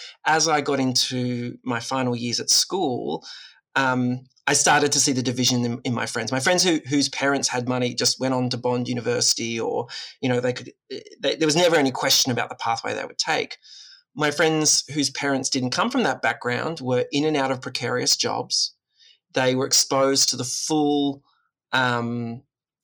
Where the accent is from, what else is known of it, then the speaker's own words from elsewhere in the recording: Woy Woy, New South Wales, Australia; I grew up on the Central Coast in amongst the mangroves and the broadwater, the beach and the bush.